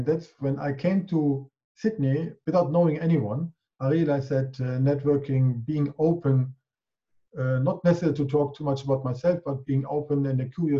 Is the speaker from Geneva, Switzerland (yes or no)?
no; Zurich, Switzerland; moved away as an adult; also born or lived in Germany / Czech Republic; now in Australia; I moved over from my Swiss home in Zurich.